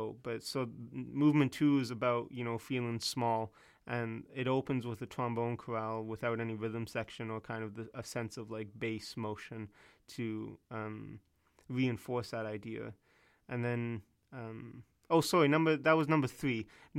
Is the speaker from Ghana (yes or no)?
no; West Coast, BC, British Columbia, Canada; my experiences growing up on the West Coast.